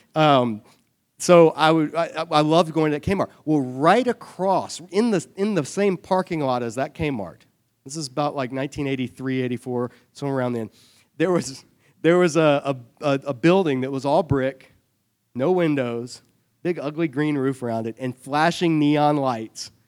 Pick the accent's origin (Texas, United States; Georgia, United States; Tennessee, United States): Georgia, United States; Savannah; I grew up in Savannah, Georgia.